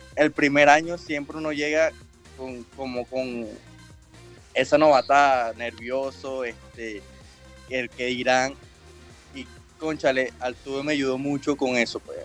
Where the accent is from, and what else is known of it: El Roble, Carabobo, Venezuela; born or raised there; moved away; also born or lived in Naguanagua, Carabobo, Venezuela